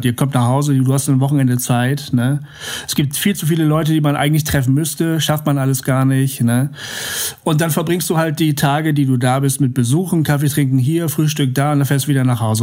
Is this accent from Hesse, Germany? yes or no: no; Bremen, Germany; moved away; das ist meine Heimat, da komme ich her